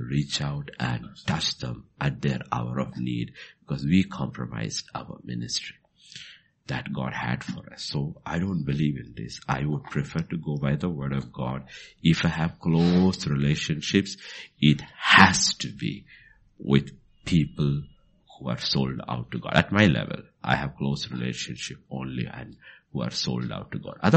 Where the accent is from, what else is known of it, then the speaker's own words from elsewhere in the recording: Bhutan; because uh, I came from Bhutan and I brought some of those things from there